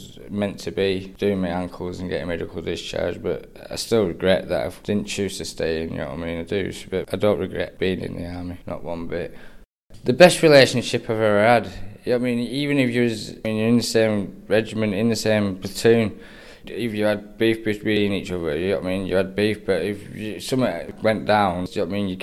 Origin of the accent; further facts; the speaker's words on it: Lancaster, North West England, United Kingdom; I'm from Lancaster, born and bred.